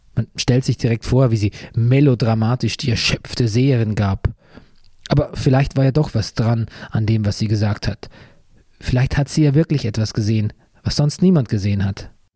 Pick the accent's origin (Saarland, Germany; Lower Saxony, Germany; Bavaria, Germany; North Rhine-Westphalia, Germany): Bavaria, Germany; moved away; meiner alten Heimat Bayern